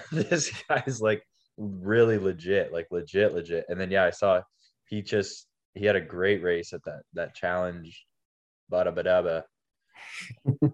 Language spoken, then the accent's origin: English; Canada; being Canadian